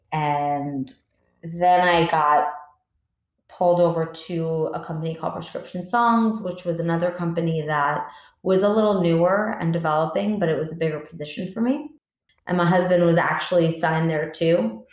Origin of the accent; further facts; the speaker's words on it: Long Island, New York, United States; I grew up on Long Island, New York